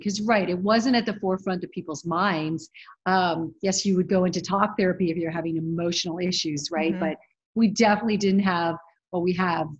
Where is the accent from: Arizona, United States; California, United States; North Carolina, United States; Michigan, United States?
Arizona, United States; Phoenix; moved away as an adult; now in New York, United States; Phoenix, Arizona. And then went to college at University of Arizona in Tucson, and then graduated and moved to New York.